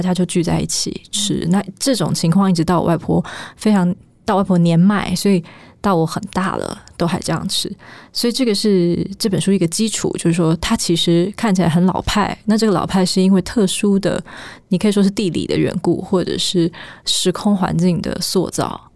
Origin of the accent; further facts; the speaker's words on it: village on the border of Wugu and Luzhou, New Taipei City, Taiwan; 我们家住在台北的边陲地带，就是我们在新北市的五股跟泸州交界处一个小小的村庄，那我们那个地方以前是会淹水的，所以不太有人住在那里